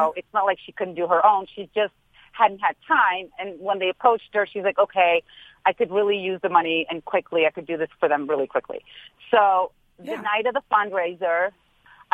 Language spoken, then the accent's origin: English; St. Louis, Missouri, United States; also born or lived in Beverly Hills; I may spend half the year in Beverly Hills, but I'm from St. Louis